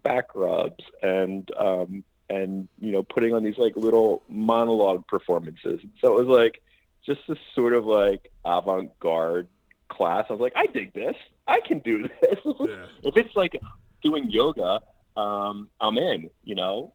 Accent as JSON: {"language": "English", "region": "Delaware", "country": "United States", "tie": "born or raised there", "moved": "yes", "said": "from Delaware, born and raised"}